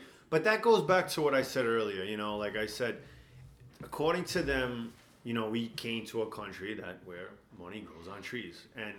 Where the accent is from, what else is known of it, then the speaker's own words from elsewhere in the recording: New York, United States; one of the things that like on a first impact as a New Yorker, I feel like, and I've noticed not just myself, but I've noticed that with a lot of New Yorkers that go back